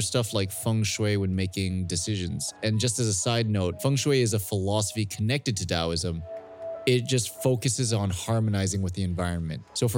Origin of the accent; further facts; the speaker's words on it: Canada; moved away as an adult; now in Hong Kong; I'm Chinese, born and raised in Canada